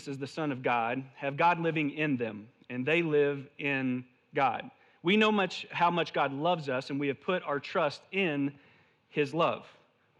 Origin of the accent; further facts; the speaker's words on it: the South, United States; moved away; I'm originally from the South